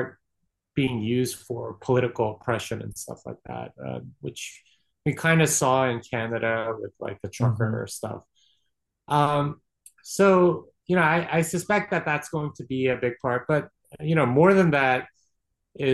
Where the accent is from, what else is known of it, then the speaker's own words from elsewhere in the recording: Texas, United States; I'm from Texas, and if you know anything about Texans, it's that they want you to know that they're from Texas